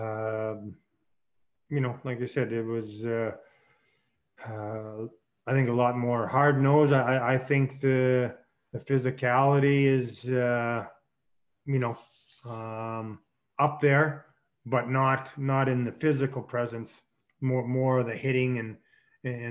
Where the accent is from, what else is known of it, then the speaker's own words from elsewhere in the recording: Saskatchewan, Canada; as a kid growing up in Saskatchewan